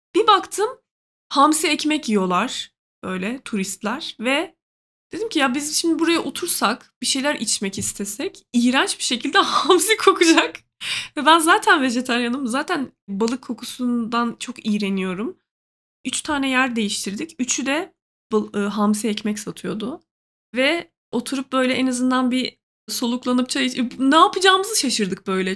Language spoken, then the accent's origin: Turkish; Trabzon, Turkey; now in Ankara, Turkey